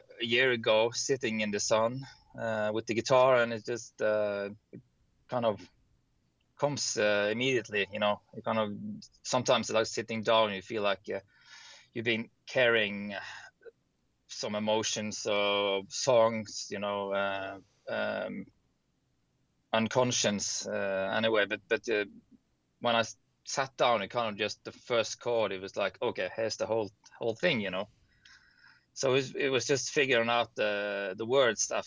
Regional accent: Bergen, Vestland, Norway; I'm Norwegian from Bergen, the West Coast

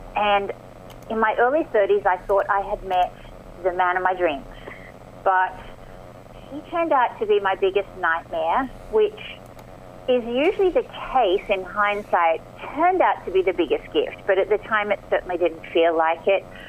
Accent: Australia; accent: Aussie; moved away as an adult; also born or lived in Marina del Rey, Los Angeles, United States; now in Los Angeles, United States; I am, as you can probably hear from my accent, Aussie born and bred

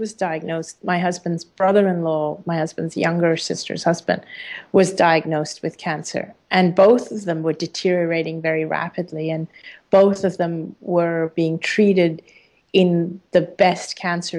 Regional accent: Hong Kong; living in Hong Kong and being an Indian person in a Chinese country, being an Indian person in a British school

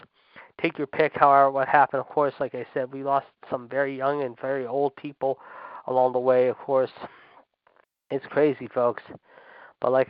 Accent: Pittsburgh, Pennsylvania, United States; my hometown, Pittsburgh

